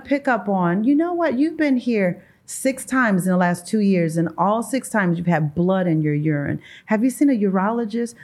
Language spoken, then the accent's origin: English; St. Louis, Missouri, United States; I am from Saint Louis, Missouri, born and raised.